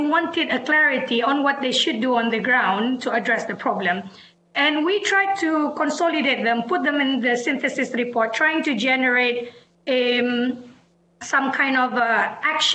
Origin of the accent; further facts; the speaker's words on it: Aceh, Indonesia; now in Washington, D.C., United States; I come from Aceh, where the tsunami, the Indian Ocean tsunami in 2004 hit. As an Acehese, I lived through the conflict